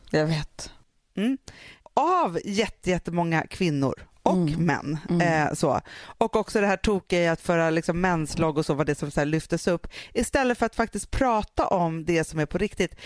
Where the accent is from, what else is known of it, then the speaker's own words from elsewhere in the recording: Sweden; vi som är svenskar som är uppvuxen i så här